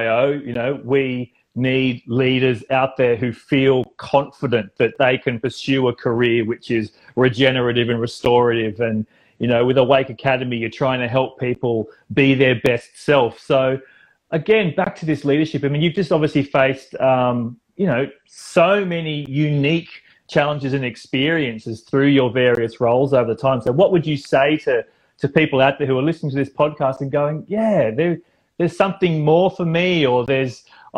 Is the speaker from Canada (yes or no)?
no; Central Coast of New South Wales, Australia; now in Manly, Australia; being an Australian and growing up on the central coast of New South Wales